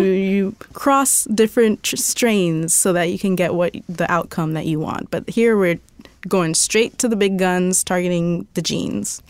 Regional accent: Indiana, United States; I grew up in Indiana, so it's, like, everywhere is cornfields.

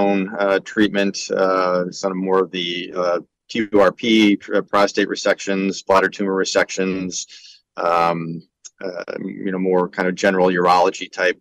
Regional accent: Grandville, Michigan, United States; also born or lived in Detroit, Michigan; I'm a native of Grand Rapids, Granville to be exact. So that's where I was raised

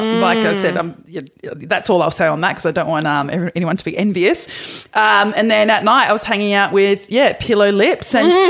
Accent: Perth, Western Australia, Australia; moved away; I'm originally from Perth.

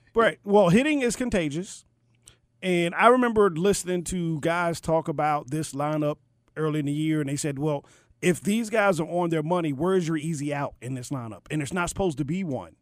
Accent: Baltimore, Maryland, United States; I was born and raised in Baltimore, but the roots go back to to the N

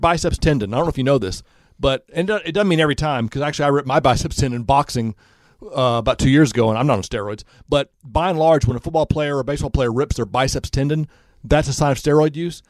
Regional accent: Indianapolis, Indiana, United States; And I said, I'm from Indianapolis.

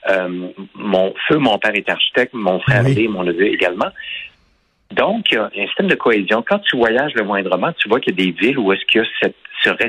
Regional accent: Quebec City, Quebec, Canada; moved away as an adult; also born or lived in Montreal; J'ai quitté Québec en 1980. Je suis à Montréal depuis 83.

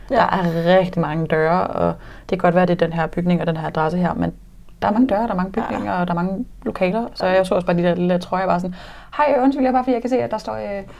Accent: Nykøbing Falster, Zealand, Denmark; now in Copenhagen, Denmark; jeg kommer fra Falster

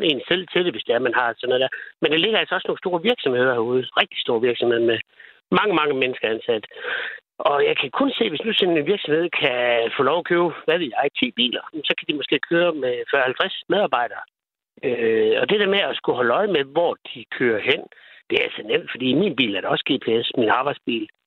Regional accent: West Jutland, Denmark; Nu kommer jeg selv op fra Vestjylland

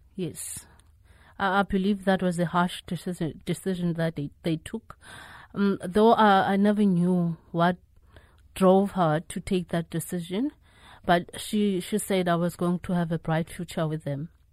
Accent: Eastern Cape, South Africa; I was raised in the Eastern Cape

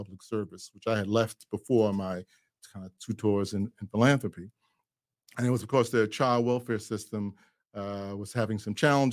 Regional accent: New York City, New York, United States; I'm a kid from Brooklyn.

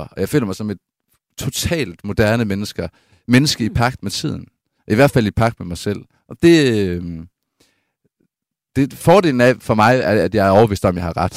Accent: Aarhus, Central Denmark Region, Denmark; hvor jeg er vokset op på matriklen af Syriags Hospital i Aarhus

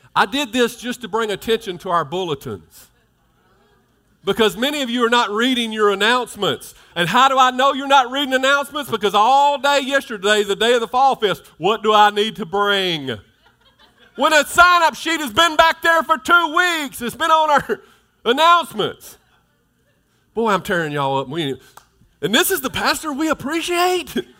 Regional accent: Mississippi, United States; I'm from Mississippi

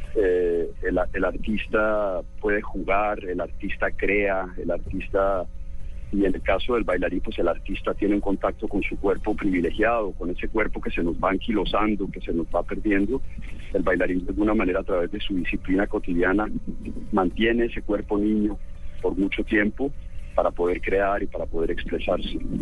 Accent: Bogotá, Colombia; also born or lived in Medellín; now in Cartagena, Colombia; Yo nací en Medellín, me crié en Bogotá, pero mi familia es cartagenera.

